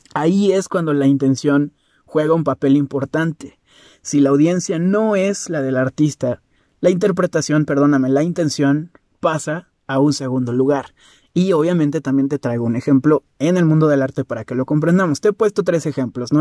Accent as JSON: {"language": "Spanish", "country": "Mexico", "said": "Yo como mexicano"}